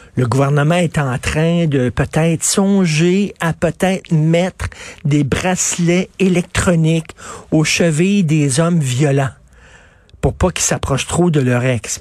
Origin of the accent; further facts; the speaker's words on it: Montreal, Quebec, Canada; Je viens de Verdun, c'est un endroit qui était très tough. À Verdun, il fallait que tu te battes